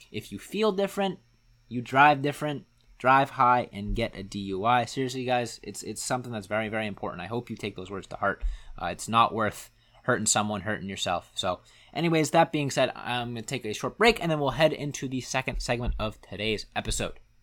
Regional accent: Massachusetts, United States; growing up in Massachusetts

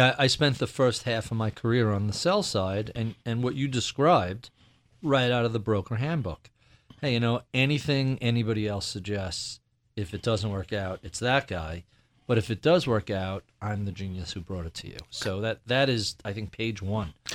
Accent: New York, United States; As a New Yorker

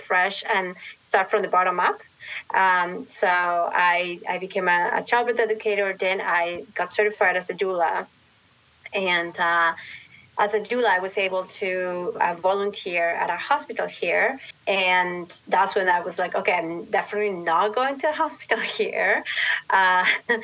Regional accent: Lima, Peru; moved away as an adult; now in New York City, United States; I grew up in Lima, yeah. Lima, Peru. Yes, so hence my accent.

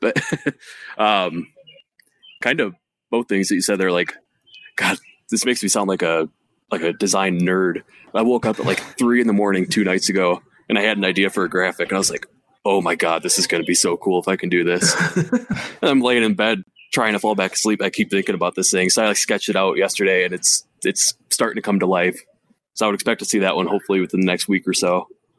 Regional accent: Ottawa Lake, Michigan, United States; Yep, from Ottawa Lake, right above Toledo.

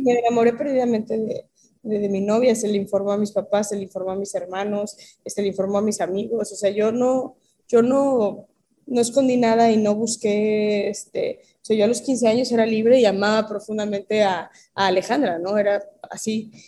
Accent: Mexico; siendo una niña mexicana

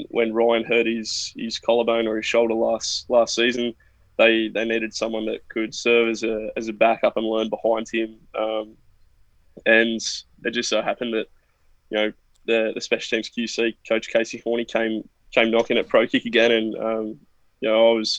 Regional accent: Newcastle, New South Wales, Australia; I'm from Newcastle, which is about 2 hours north of Sydney on the east coast of Australia.

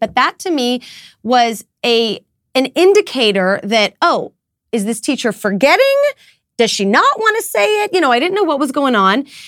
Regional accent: United States; as an American mom

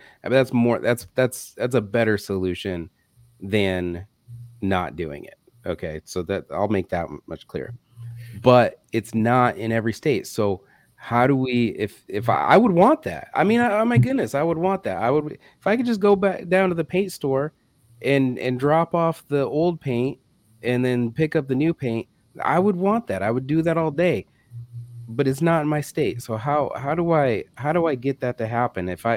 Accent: Michigan, United States; moved away; I used to live in Michigan. I grew up in Michigan

